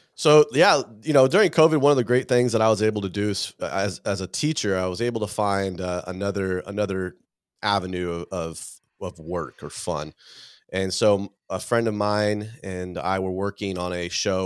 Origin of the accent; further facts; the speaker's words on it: California, United States; I grew up here in California